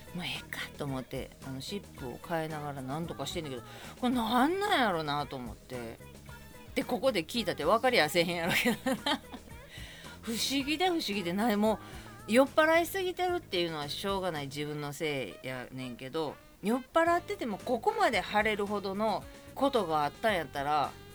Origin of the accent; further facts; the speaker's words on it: Kobe, Hyogo, Japan; moved away as an adult; now in Tokyo, Japan; 関西に住んでて私は神戸人なんですけど